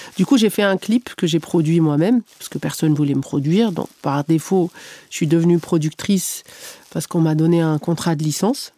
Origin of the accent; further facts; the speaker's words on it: Algeria; moved away; also born or lived in Canada; je suis née, j'ai grandi en Algérie